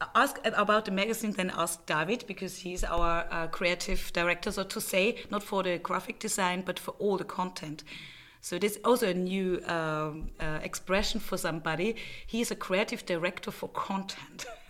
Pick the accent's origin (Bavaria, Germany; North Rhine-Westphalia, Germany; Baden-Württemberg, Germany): Bavaria, Germany; moved away as an adult; also born or lived in Prague, Czech Republic / Berlin, Germany; now in Vienna, Austria; I grew up in Germany, in Bavaria, not far away from Vienna